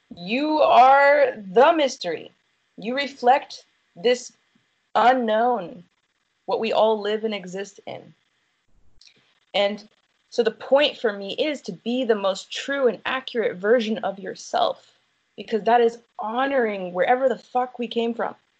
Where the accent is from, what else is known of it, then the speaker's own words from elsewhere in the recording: United States; I'm from America